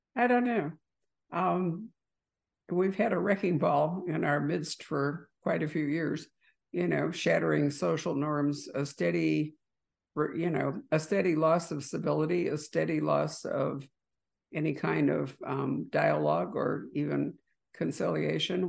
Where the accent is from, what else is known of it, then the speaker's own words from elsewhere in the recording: Lake Michigan, Midwest, United States; I grew up in Lake Michigan